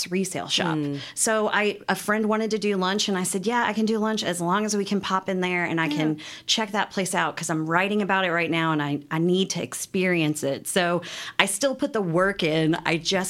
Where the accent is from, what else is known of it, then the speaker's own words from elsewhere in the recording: Wilmore, Kentucky, United States; now in Lexington, United States; the farm that we grew up in Wilmore